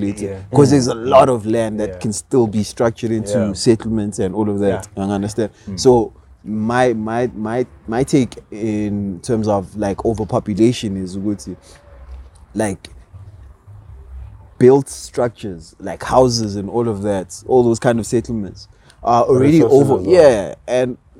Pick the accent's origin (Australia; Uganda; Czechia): Uganda; I'm from Uganda